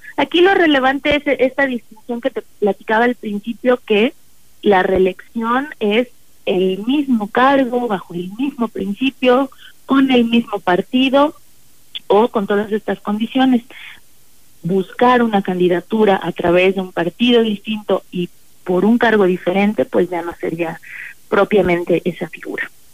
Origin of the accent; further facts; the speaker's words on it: Ciudad Valles, San Luis Potosí, Mexico; moved away; la gente de, de mi tierra que tanto quiero